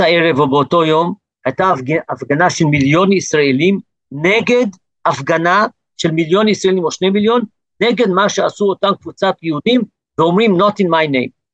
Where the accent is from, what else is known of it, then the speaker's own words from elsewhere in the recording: South Africa; now in Gush Etzion, Israel; נולדתי בדרום אפריקה, עליתי לארץ